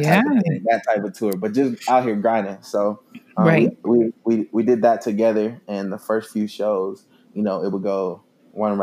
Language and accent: English; Bristol, Virginia, United States; was born in Bristol, Virginia, small town in Virginia, on the coast of Tennessee